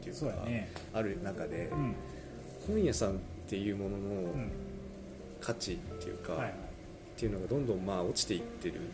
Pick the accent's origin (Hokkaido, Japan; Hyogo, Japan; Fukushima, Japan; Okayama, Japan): Fukushima, Japan; moved away; 僕福島県の福島市の出身なんですけど、